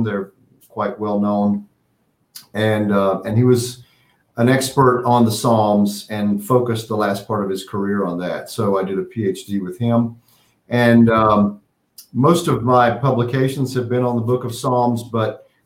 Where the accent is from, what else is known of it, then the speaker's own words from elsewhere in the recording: Western North Carolina, United States; now in Pittsburgh, United States; I grew up in Western North Carolina.